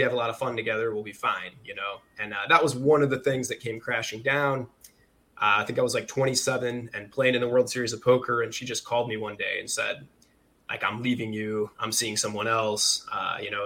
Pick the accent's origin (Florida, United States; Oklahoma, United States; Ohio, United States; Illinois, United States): Illinois, United States; Farmersville; also born or lived in Chicago; we grew up in central Illinois, man. So a massive town called Farmersville, population 700.